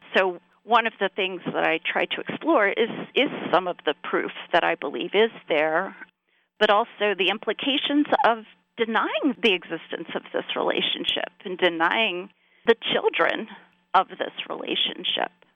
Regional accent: South Carolina, United States; now in Pennsylvania, United States; growing up in South Carolina

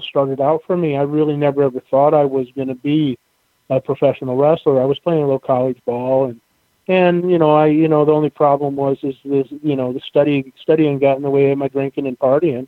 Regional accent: Northeast Nebraska, United States; I grew up in Northeast Nebraska

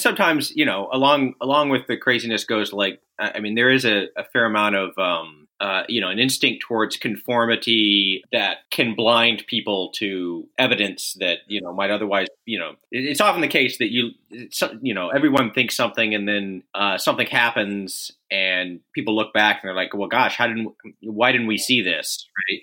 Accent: Austin, Texas, United States; I'm from Austin. I remember Alex Jones watching him when I was in middle school and junior high

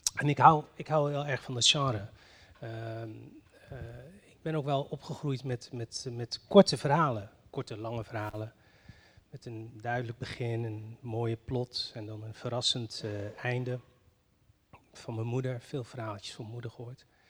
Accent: northern Morocco, Morocco; moved away; ik ben geboren in Marokko en eh, in, dat dorp waar ik vandaan kom, in het noorden van Marokko

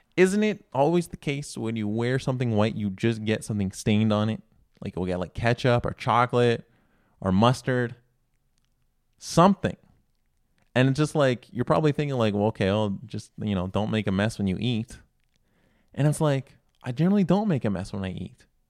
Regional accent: Canada; I'm not American, we're in Canada, here

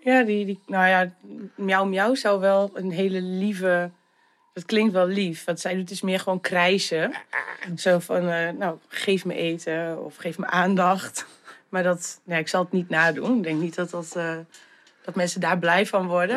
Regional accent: Sint Annaparochie, Friesland, Netherlands; also born or lived in Zutphen; now in Leeuwarden, Netherlands; ik ben geboren in Zutphen. Maar ehm, mijn ouders zijn, nou, ik denk dat ik een half jaar oud was of zo. Zijn ze naar Sint-Anne-Prochje verhuisd. Ehm, daar ben ik dus eigenlijk opgegroeid.

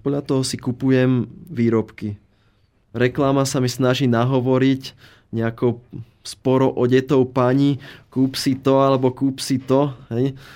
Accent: Slovakia; ten náš dobrý, dobrosrdečný slovenský duch

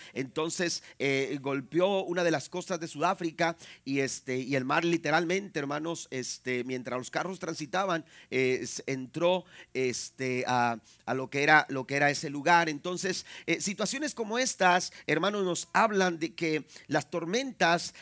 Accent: Ciudad Madero, Tamaulipas, Mexico; moved away; also born or lived in Tampico; Bueno, de Ciudad Madero, ahí un ladito

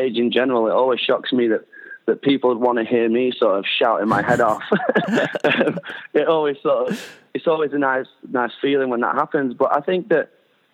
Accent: Doncaster, Yorkshire and the Humber, United Kingdom; I put shows on in my hometown where I grew up

